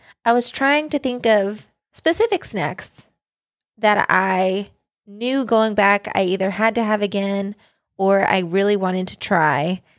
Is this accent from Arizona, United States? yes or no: no; Kansas, United States; I did grow up in Kansas.